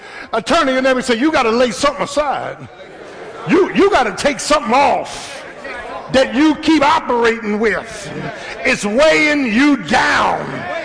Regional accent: Philadelphia, Pennsylvania, United States; I'm from South Philly. I could fight.

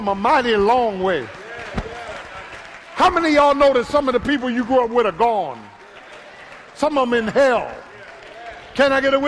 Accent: Philadelphia, Pennsylvania, United States; The same boys I grew up with in South Philly

